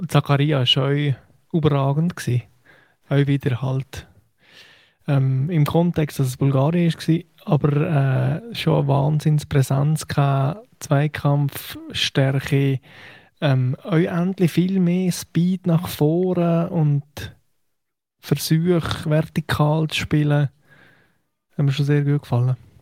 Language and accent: German; Valais, Switzerland; ich habe mich ja als Walliser sehr stark über die Genfer Flagge aufgeregt